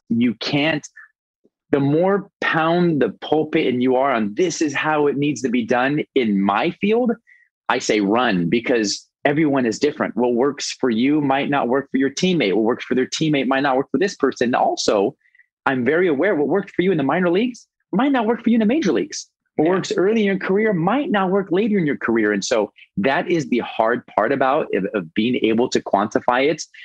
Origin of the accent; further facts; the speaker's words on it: Los Angeles, California, United States; moved away as an adult; now in Bradenton, United States; Born and raised in Los Angeles